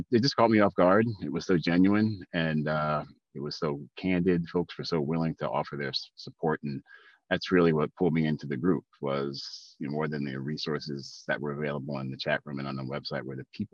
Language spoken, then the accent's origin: English; Baltimore, Maryland, United States; now in Smithfield, United States; I'm from Baltimore originally, living up in Smithfield, Rhode Island now.